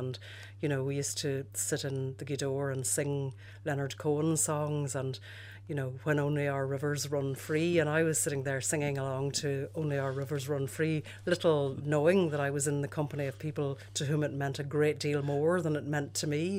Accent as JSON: {"language": "English", "town": "Derry", "region": "Northern Ireland", "country": "United Kingdom", "tie": "born or raised there", "said": "Well, I fitted in with Derry. I didn't really fit in with Londonderry, which is where I was ostensibly born."}